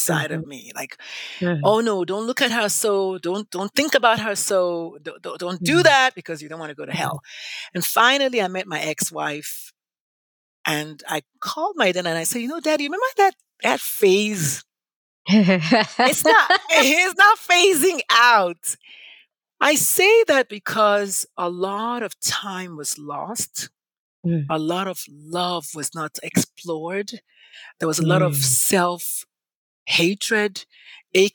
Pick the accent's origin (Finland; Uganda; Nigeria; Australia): Nigeria; moved away; when I was growing up in Nigeria